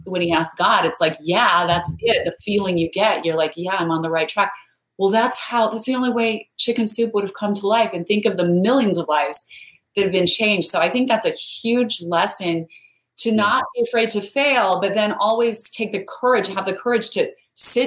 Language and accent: English; Idaho, United States; I grew up in Idaho where there's a whole bunch of potatoes, but no mangoes